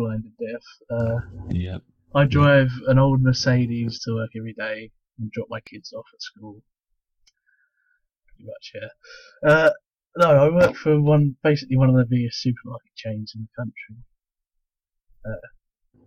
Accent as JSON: {"language": "English", "area": "Essex", "region": "East of England", "country": "United Kingdom", "said": "I'm from Essex in the UK"}